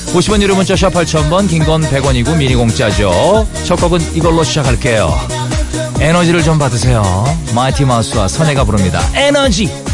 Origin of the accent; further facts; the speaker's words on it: Jeongseon, Gangwon, South Korea; 강원도의 아들입니다 제가 아, 정선 출신이에요